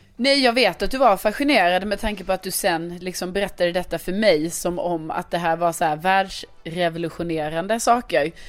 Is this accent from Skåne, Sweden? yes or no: yes; Lund, Skåne, Sweden; moved away; min hemstad Lund